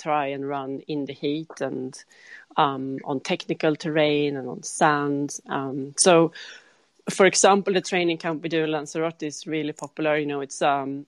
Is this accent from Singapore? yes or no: no; Sweden; I'm from Sweden